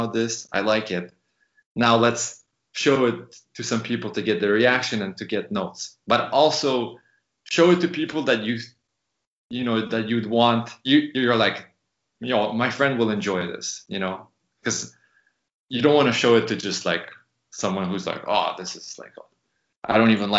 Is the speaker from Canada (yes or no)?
yes; Canada; moved away as an adult; also born or lived in San Francisco; when you're in the States as a, you know, as a Canadian, you're working on a visa